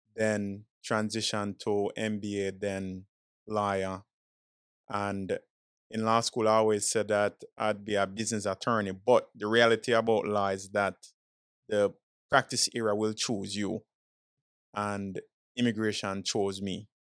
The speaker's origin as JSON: {"language": "English", "country": "Jamaica", "tie": "born or raised there", "moved": "yes", "lives_now": "Florida, United States", "said": "born and raised in Jamaican, straight yardie"}